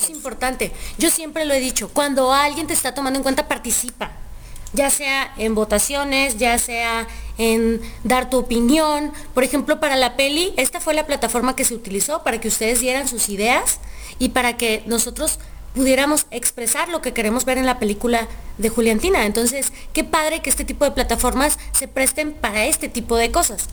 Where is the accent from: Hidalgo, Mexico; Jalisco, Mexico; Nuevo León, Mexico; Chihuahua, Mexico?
Chihuahua, Mexico; now in Guadalajara, Mexico; yo soy de Chihuahua.